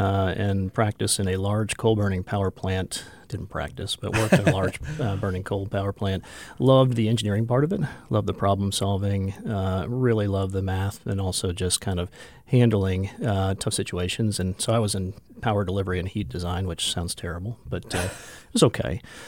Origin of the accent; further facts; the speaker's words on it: Jacksonville, Florida, United States; also born or lived in Atlanta, Georgia; now in Rapid City, United States; Okay. So I grew up in Jacksonville, Florida. Practiced, actually went to school, practiced, and was in Atlanta, Georgia for 22 years.